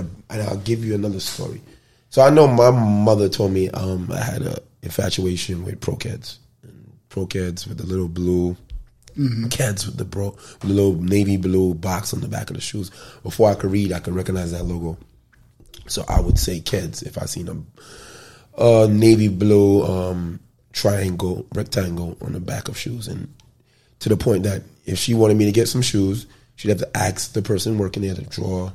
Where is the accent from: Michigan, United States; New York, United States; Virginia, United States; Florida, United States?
New York, United States; New York City; growing up in the Bronx or not being so rich and wealthy